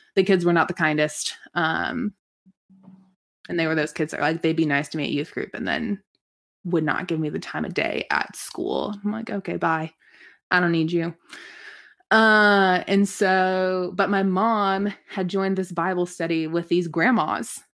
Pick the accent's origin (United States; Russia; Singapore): United States; Lincoln, Nebraska; also born or lived in Omaha, Nebraska; I'm from Lincoln, Nebraska